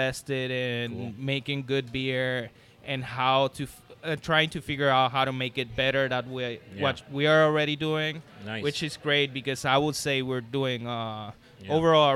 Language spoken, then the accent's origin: English; Puerto Rico; moved away as an adult; I'm from Puerto Rico, born and raised there. I moved here about 6 years ago.